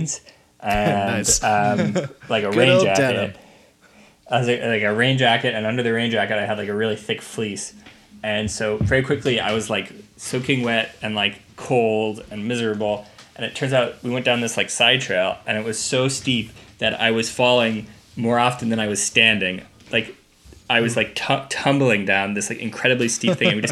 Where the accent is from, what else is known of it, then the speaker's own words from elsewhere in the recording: Nebraska, United States; moved away; also born or lived in Vancouver; I grew up in Nebraska, and there's no skiing in Nebraska.